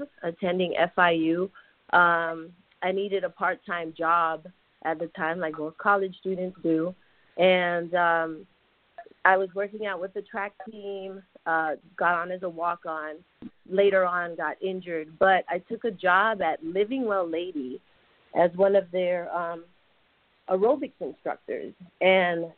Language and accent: English; Panama; Well, I was born in Panama, Central America, and I'm a 70s child